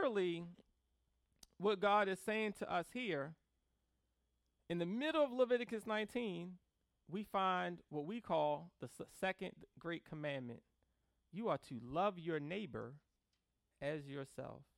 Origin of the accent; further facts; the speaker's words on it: Baltimore, Maryland, United States; Growing up in Baltimore City